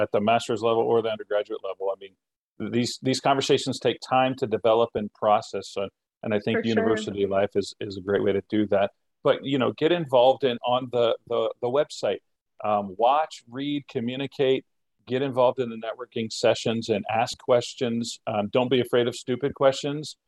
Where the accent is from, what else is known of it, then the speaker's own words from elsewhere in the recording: United States; I'm American, crossing the border every day to teach